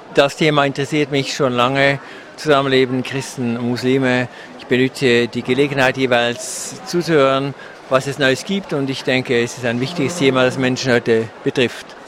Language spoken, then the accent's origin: German; Switzerland; also born or lived in Canton of Bern; Ich komme aus der Schweiz